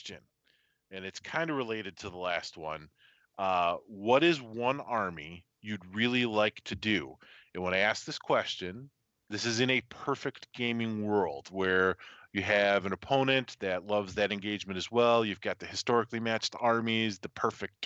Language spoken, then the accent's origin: English; United States; as an American, I've got that slightly American bias